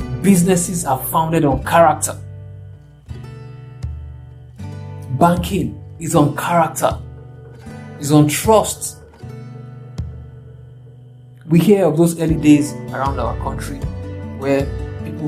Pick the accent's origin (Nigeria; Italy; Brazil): Nigeria; I'm from Nigeria